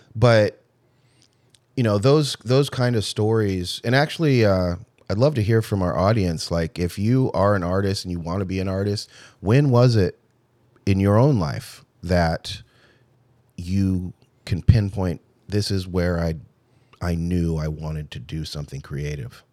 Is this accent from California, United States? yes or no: yes; Irvine, California, United States; I was raised in Irvine, California, nice house